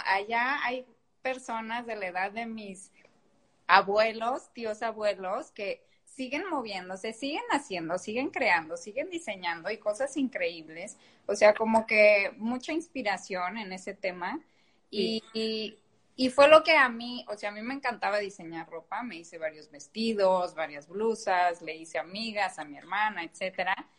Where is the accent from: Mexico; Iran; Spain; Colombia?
Mexico; Guadalajara, Jalisco; soy de Guadalajara y en Jalisco hay muchísima industria